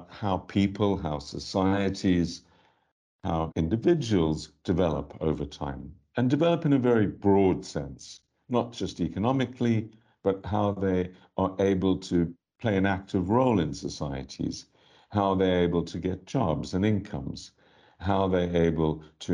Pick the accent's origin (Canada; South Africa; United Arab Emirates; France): South Africa; moved away; I was born in South Africa. I grew up there